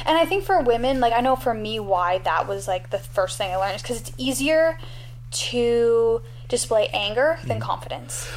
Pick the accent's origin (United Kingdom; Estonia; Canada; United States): Canada; as a Canadian